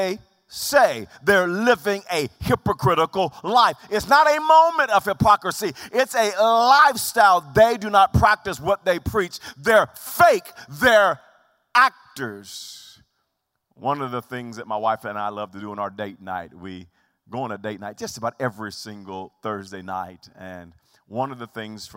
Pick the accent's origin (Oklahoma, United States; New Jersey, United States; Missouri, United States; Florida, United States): Oklahoma, United States; Wewoka; I'm from Wewoka